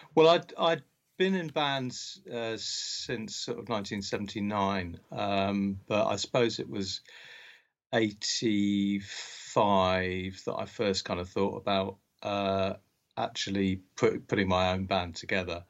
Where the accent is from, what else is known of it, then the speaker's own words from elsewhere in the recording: Berkshire, South East England, United Kingdom; also born or lived in Scotland; I was born in Scotland, but um, uh, from quite young I uh, grew up in Berkshire